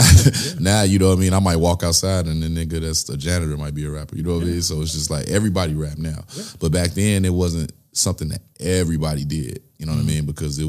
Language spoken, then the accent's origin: English; Nigeria; You know I'm Nigerian, right?